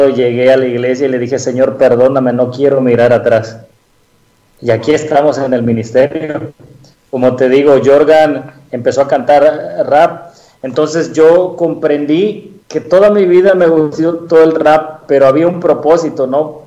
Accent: Veracruz, Mexico; moved away; yo soy de Veracruz, ¿no? Vivíamos anteriormente allá

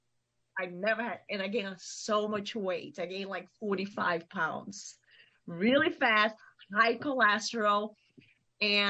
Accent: Vitória, Espírito Santo, Brazil; English is a second language; moved away as an adult; now in Sonoma, United States; I'm from Espírito Santo. It's a state between north of Rio de Janeiro and south of Bahia.

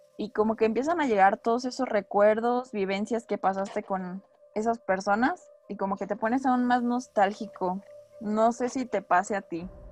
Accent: Mexico; nuestra tradición, la cual es del Día de Muertos

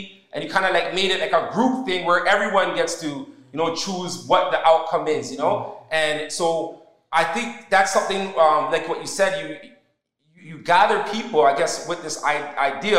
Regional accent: Canada; I was born here in Canada

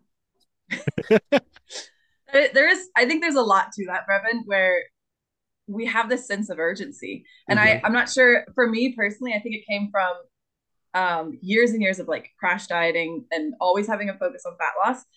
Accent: the South, United States; I'm from the South

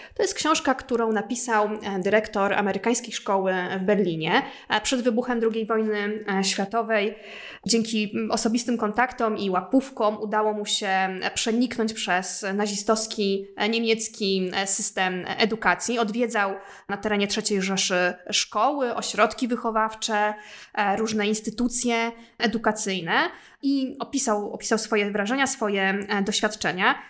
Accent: Poland; u nas w Polsce

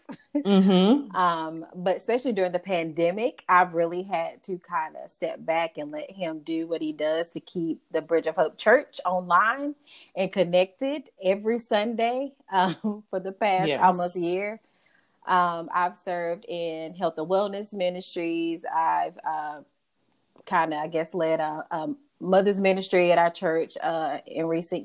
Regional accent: Burlington, North Carolina, United States; also born or lived in Whitsett, North Carolina; I am originally from Burlington, North Carolina.

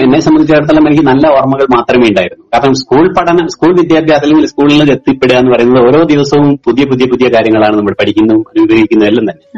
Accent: Balussery, Kerala, India; moved away as an adult; now in Wayanad, India; ഞാൻ പഠിച്ചതും വളർന്നതൊക്കെ വയനാട് ജില്ലയിലല്ല കോഴിക്കോട് ജില്ലയിലാണ് കോഴിക്കോട് ജില്ലയിലെ ബാലുശ്ശേരി പഞ്ചായത്തിലാണ് ഞാൻ ജനിച്ചത്

